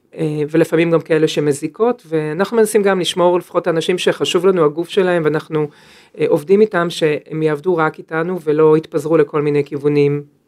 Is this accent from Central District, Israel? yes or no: no; Upper Galilee, Northern District, Israel; moved away; also born or lived in Jerusalem; אני במקור מהגליל העליון